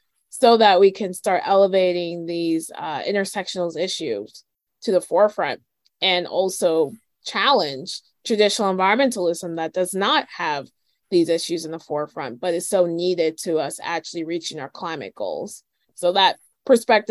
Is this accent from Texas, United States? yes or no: no; Northern Virginia, United States; also born or lived in Miami, Florida; I'm from Northern Virginia, the DC area.